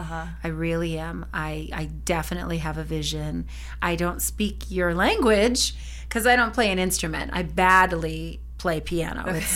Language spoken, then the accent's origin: English; Norwalk, California, United States; In Norwalk, California.